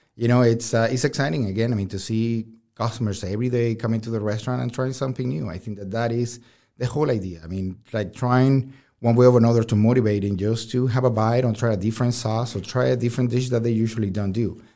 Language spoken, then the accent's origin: English; Caracas, Capital District, Venezuela; moved away; I'm from Venezuela